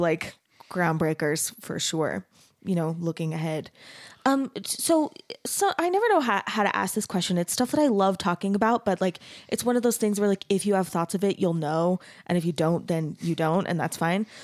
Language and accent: English; Arizona, United States; I grew up in Arizona